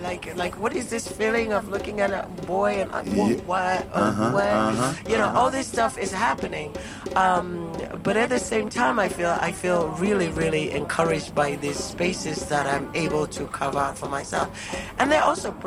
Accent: Zimbabwe; happened in Zimbabwe in terms of language. That, you know, of course we do speak English

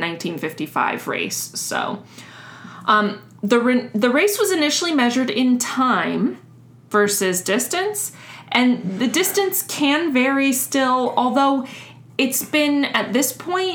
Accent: Miami, Florida, United States; moved away; we live like halfway between Messina and Miami, our hometowns

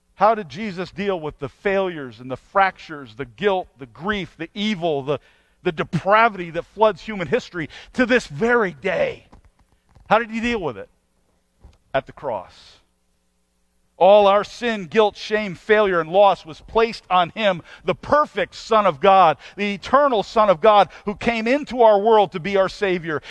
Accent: United States; as an American

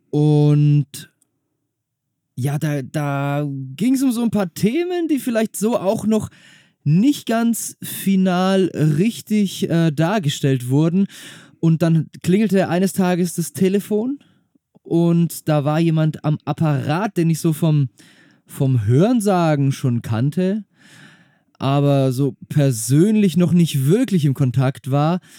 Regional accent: Hamburg, Germany; Ich bin gebürtiger Hamburger.

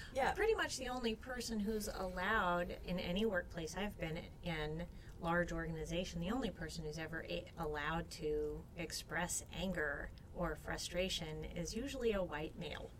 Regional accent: Alabama, United States; my home state

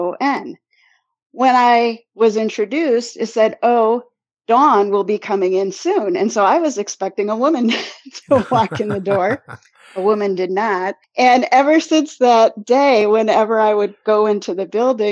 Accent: Cleveland, Ohio, United States; accent: Midwest; I grew up on the near west side of Cleveland

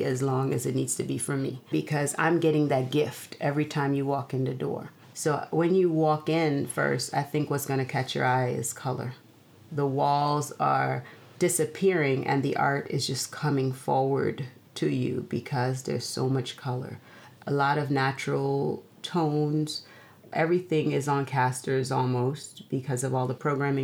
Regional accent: Guyana; moved away; growing up in Guyana

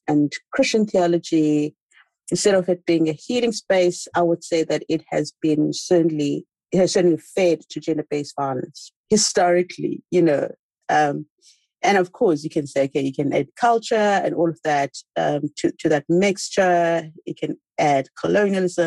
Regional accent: South Africa; moved away as an adult; also born or lived in Washington, DC, United States; I am in South Africa. I'm South African.

